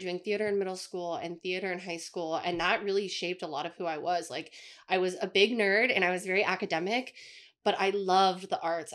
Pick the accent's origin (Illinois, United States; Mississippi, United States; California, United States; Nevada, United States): Nevada, United States; Las Vegas; I was born in Las Vegas